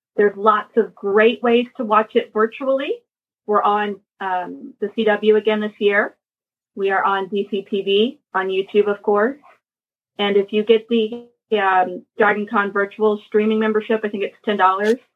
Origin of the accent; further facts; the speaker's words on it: Atlanta, Georgia, United States; I actually live born and raised in the Atlanta metro area